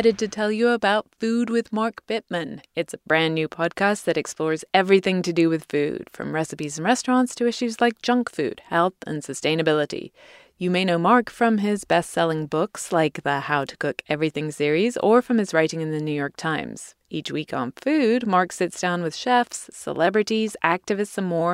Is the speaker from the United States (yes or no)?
no; England, United Kingdom; my home country of England